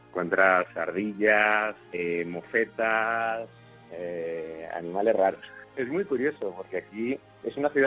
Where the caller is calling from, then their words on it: Toronto, Ontario, Canada; eh, soy el oyente de Sin Complejos y os escucho todos los fines de semana desde Toronto, Canadá.